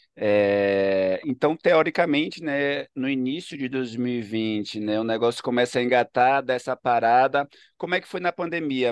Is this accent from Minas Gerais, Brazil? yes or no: no; Ilhéus, Bahia, Brazil; also born or lived in Salvador / São Paulo; now in Recife, Brazil; sou de Ilhéus